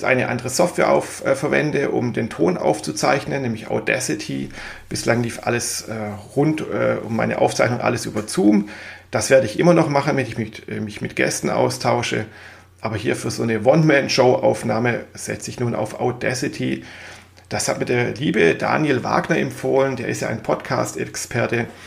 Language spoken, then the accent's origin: German; Swabia, Germany; now in Mainz, Germany; Ich gebe es ja zu, ich bin Schwabe, das werde ich nie ablegen, auch wenn ich schon seit vielen Jahren im wunderschönen Mainz wohne.